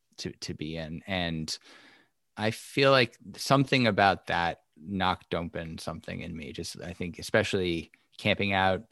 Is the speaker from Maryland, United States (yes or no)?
no; New York City, New York, United States; I grew up in New York City, and I the closest thing I got to nature, I guess, was Central Park or a baseball game, maybe, the expanse of you know, Shea Stadium.